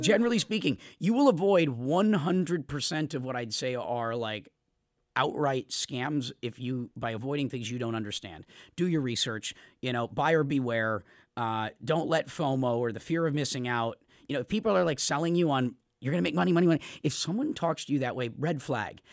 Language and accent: English; United States; as an American